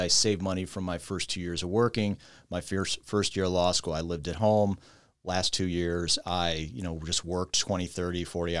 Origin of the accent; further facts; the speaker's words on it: Cleveland, Ohio, United States; Yeah, so I grew up in Cleveland